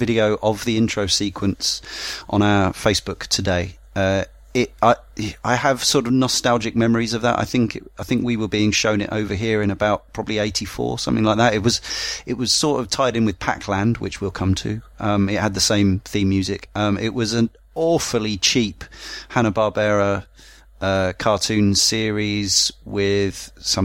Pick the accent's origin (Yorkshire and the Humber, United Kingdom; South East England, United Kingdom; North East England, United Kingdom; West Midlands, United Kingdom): South East England, United Kingdom; Brighton; I grew up in Brighton where we had virtually every arcade game